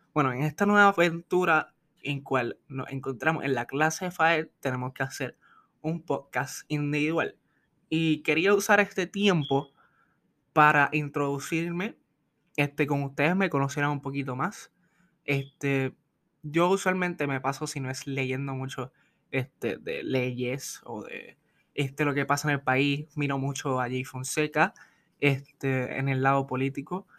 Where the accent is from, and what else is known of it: Puerto Rico